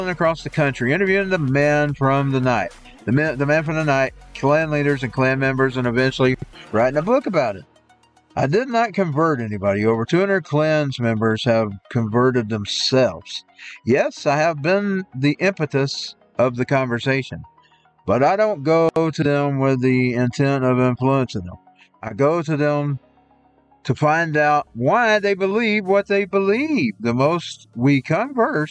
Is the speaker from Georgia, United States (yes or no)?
yes; Dawson, Georgia, United States; I grew up in Dawson